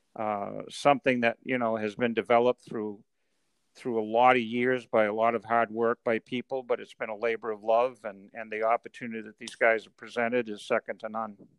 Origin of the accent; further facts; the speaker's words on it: Maine, United States; I grew up in Maine